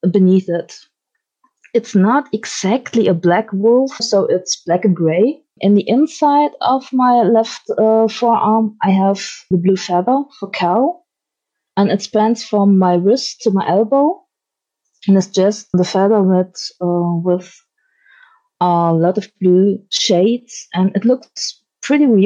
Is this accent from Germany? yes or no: yes; Germany; I'm from Germany.